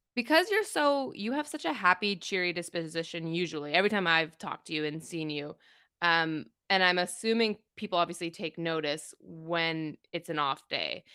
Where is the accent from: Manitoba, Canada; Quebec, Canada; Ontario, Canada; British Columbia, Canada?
Ontario, Canada; Toronto; also born or lived in Kingston; I grew up in Toronto